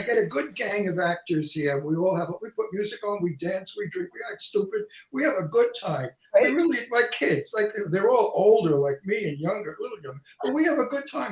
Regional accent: New York City, New York, United States; accent: Brooklyn; my antique Brooklyn accent

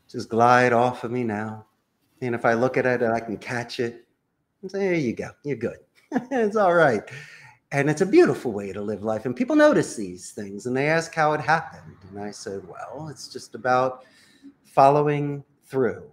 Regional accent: Philadelphia, Pennsylvania, United States; moved away as an adult; now in Costa Rica; I'm from Philadelphia. I live in Costa Rica.

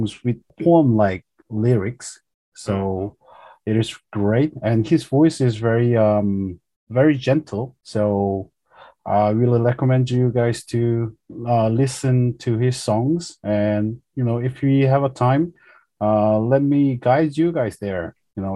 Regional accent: Daegu, South Korea; my hometown, Daegu

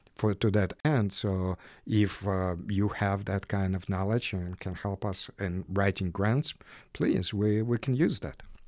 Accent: Ukraine; now in Chicago, United States; buildings where I lived while growing up in Ukraine

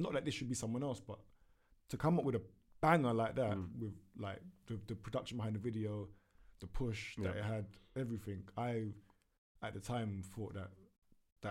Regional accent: London, United Kingdom; I'm from West, innit

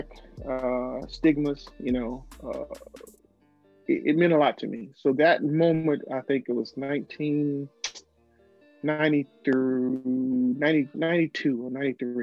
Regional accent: the South, United States; I'm growing up in the South

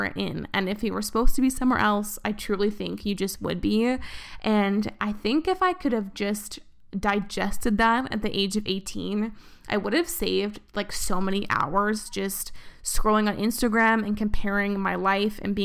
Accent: Vancouver, British Columbia, Canada; moved away as an adult; also born or lived in Toronto; I did my first year of university in Vancouver, and then I moved across the country, kind of, to Toronto. And that was the first time I lived in a place that wasn't, like, my hometown

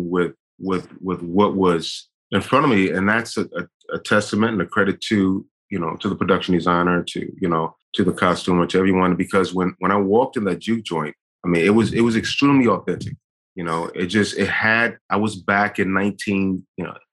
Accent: Detroit, Michigan, United States; I grew up in Detroit

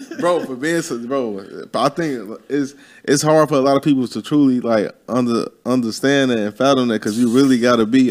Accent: Chicago, Illinois, United States; moved away; I'm from Chicago

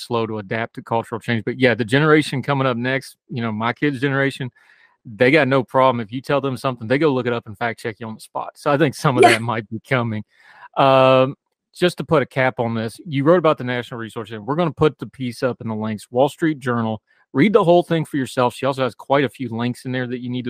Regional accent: United States; I am an American. I love my country, but I've also lived overseas

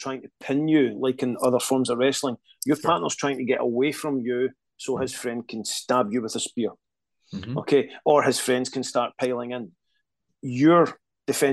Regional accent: Scotland, United Kingdom; I'm Scottish. We can barely speak English.

